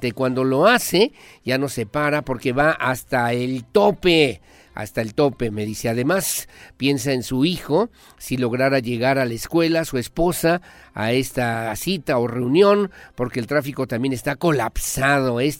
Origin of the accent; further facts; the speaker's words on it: Querétaro, Mexico; now in Monterrey, Mexico; le envío un cordial saludo desde la Sultana del Norte, Monterrey, Nuevo León, donde siempre, como buen queretano, lo escucho a usted por la mañana mediante la aplicación de Simple Radio.